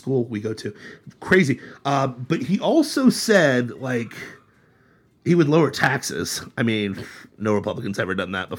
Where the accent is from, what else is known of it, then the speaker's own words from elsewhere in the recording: Troy, Ohio, United States; my hometown of Troy, Ohio